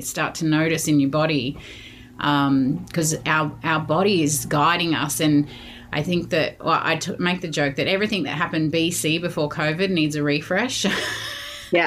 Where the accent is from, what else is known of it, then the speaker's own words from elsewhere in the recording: Sydney, New South Wales, Australia; moved away as an adult; also born or lived in London; I grew up in Sydney